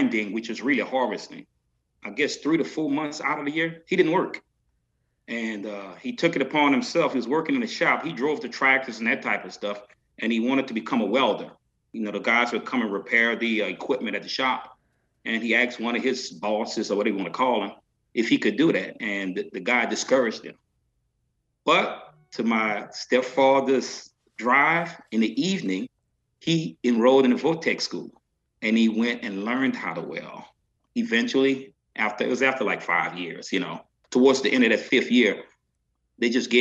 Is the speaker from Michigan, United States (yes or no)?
no; St. Mary Parish, Louisiana, United States; I'm Creole, you know, but I grew up in a Cajun community.